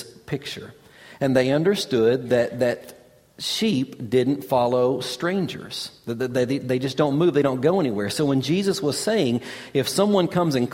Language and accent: English; Kentucky, United States; growing up in Kentucky